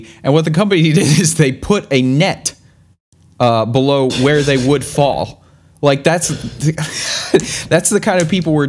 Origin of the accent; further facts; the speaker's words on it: South Carolina, United States; I'm from South Carolina.